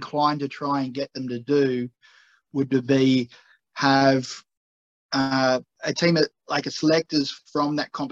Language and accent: English; Australia; I'm Australian